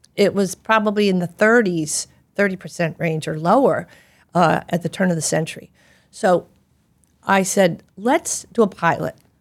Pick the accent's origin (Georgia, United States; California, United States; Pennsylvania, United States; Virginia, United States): Pennsylvania, United States; Philadelphia; I grew up in Philadelphia. I speak quickly